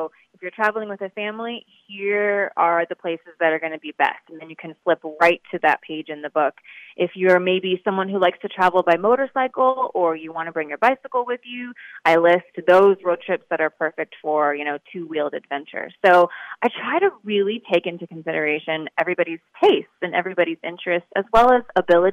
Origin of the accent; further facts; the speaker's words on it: East Coast, United States; I grew up on the East Coast